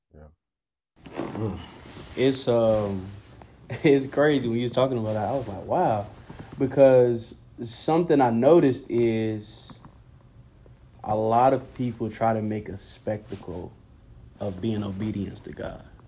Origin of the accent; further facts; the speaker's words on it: Durham, North Carolina, United States; born in Durham, North Carolina.